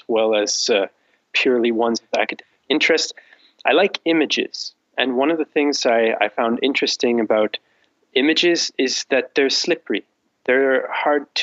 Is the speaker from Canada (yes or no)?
yes; Canada; moved away as an adult; now in Vienna, Austria; I'm based in Vienna, in Austria, but I'm originally from Canada